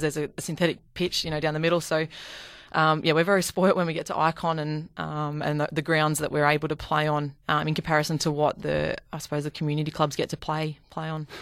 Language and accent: English; Bendigo, Victoria, Australia; I'm from Bendigo